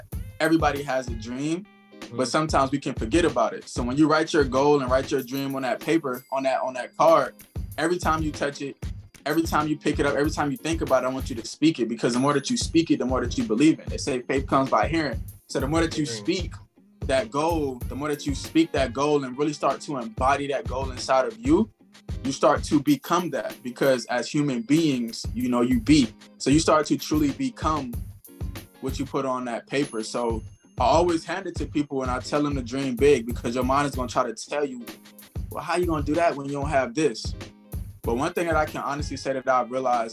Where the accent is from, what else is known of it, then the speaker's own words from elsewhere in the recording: Charleston, South Carolina, United States; I'm originally from Charleston, South Carolina